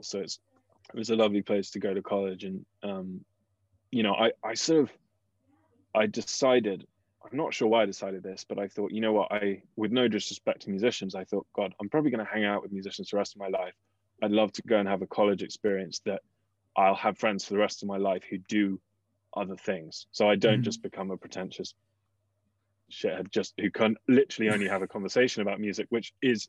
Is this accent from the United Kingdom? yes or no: yes; England, United Kingdom; moved away as an adult; when you come from England, where at the time it was pretty cheap to go to undergrad